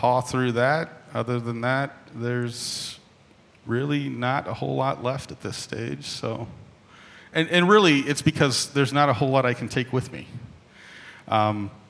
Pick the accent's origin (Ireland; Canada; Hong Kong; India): Hong Kong; moved away; growing up in Hong Kong